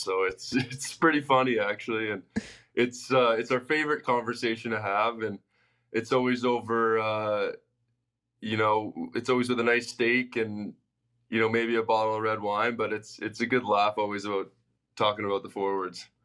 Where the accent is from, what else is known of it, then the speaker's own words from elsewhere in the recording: Toronto, Ontario, Canada; also born or lived in Los Angeles; now in Arizona, United States; growing up in Toronto